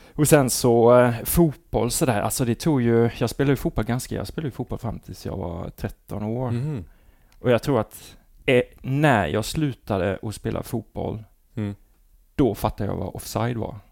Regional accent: Halmstad, Halland County, Sweden; also born or lived in Falkenberg; jag är born and raised i Ander, Andersberg.

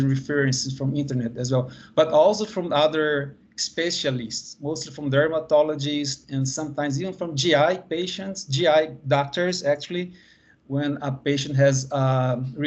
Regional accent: Brazil; also born or lived in Bahia; I'm from Brazil and I'm here in Bahia

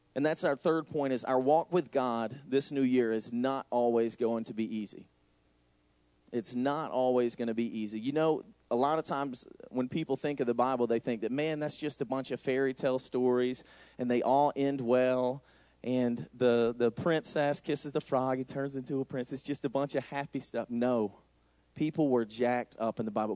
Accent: the middle of Georgia, United States; moved away as an adult; now in Racine, United States; As you can tell by my accent, I'm not from here. I'm from Racine. I'm just not from Racine. I'm from Georgia, actually. So me and Noel took a big move all the way from Georgia, the middle of Georgia, all the way up to Wisconsin

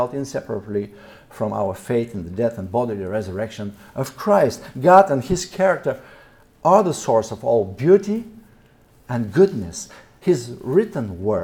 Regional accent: Varna, Varna Province, Bulgaria; my hometown, Varna

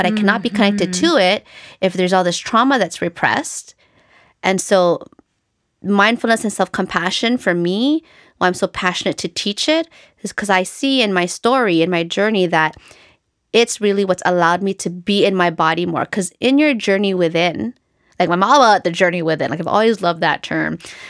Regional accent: Philippines; And then other things related to being Filipino and the fact that we were colonized by the Spanish is there is a lot of white supremacy in our culture.

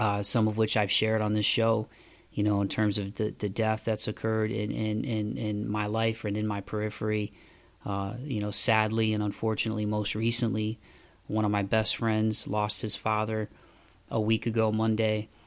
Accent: Midwest, United States; moved away as an adult; also born or lived in the South; now in Southern United States; I grew up in the Midwest

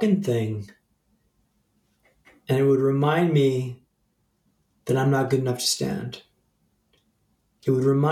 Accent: Vancouver, British Columbia, Canada; moved away as an adult; also born or lived in London; Vancouver, my hometown, when I lived in London

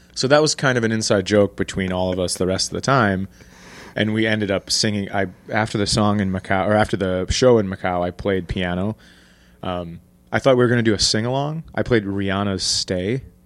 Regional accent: Minnesota, United States; I'm from Minnesota, grew up, born and raised

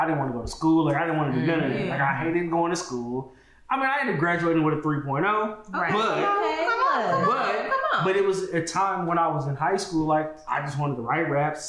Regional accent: Oakland, California, United States; growing up in Oakland in the 90s and early 2000s

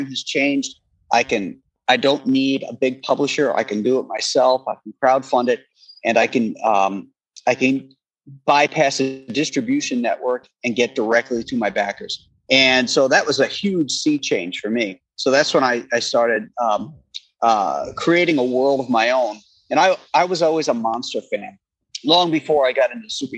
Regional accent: Space Coast, Florida, United States; moved away; I grew up down there on the Space Coast.

